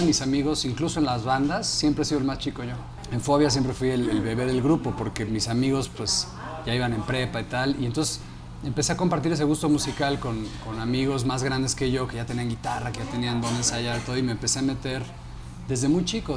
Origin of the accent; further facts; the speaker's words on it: Mexico City, Mexico; yo crecí también pues, en la Ciudad de México